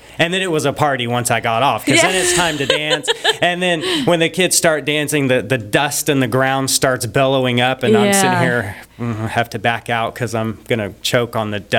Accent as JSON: {"language": "English", "country": "United States", "said": "because I was from America"}